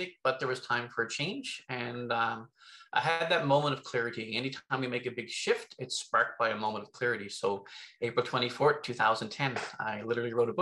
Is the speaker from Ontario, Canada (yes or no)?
no; Newfoundland and Labrador, Canada; I'm originally from Newfoundland.